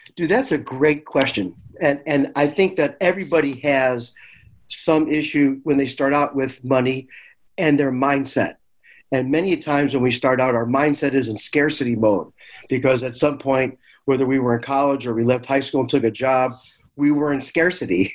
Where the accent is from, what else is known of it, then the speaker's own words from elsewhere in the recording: Chicago, Illinois, United States; moved away; also born or lived in the Valley; I'm from Chicago